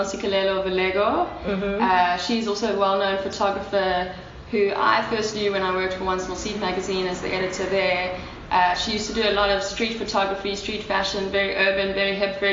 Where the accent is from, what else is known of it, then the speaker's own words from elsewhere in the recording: Durban, KwaZulu-Natal, South Africa; I grew up in Durban and I'm like fully aware of that side of the culture